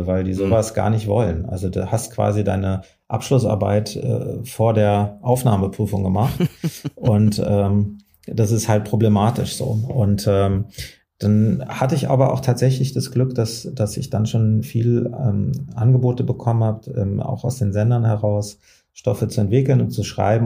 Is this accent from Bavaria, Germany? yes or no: no; Frankfurt, Hesse, Germany; Ich komme ja aus Frankfurt